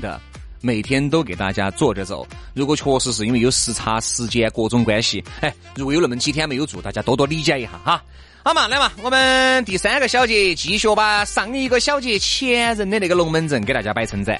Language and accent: Chinese; China; 我们中国人